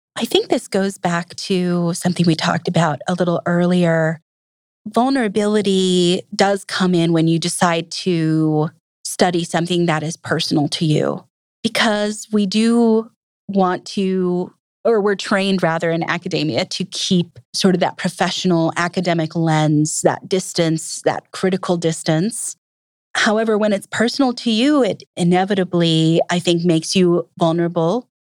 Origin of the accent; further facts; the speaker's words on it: Minneapolis, Minnesota, United States; moved away as an adult; also born or lived in Fort Berthold Reservation, North Dakota / South Dakota; now in Milwaukee, United States; I was in North Dakota and South Dakota until about the age of five, and from then on, I was a Minnesotan